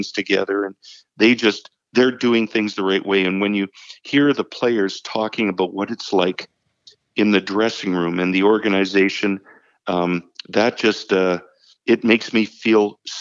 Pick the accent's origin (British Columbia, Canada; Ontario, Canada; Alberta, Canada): Alberta, Canada; Edmonton; we played the Grey Cup in Edmonton in 84, which is my hometown